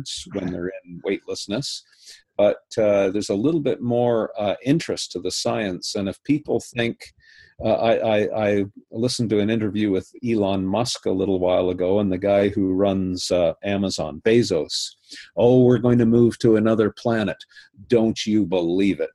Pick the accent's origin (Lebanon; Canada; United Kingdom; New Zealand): Canada; I was invited with another Canadian as the Canadian delegates